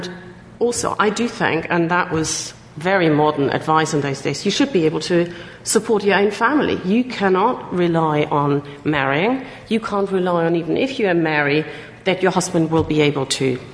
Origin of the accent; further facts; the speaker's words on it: Hamburg, Germany; moved away; I was born in Hamburg in northern Germany as one of six children